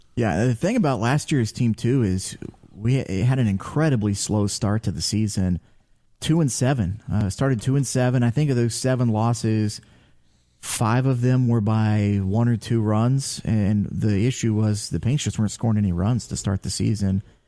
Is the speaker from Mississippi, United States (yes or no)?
no; Ashville, Ohio, United States; I am from Asheville, Ohio, so, uh, about thirty minutes directly north from Chillicothe, uh, just north of Circleville. Um, went to Taze Valley High School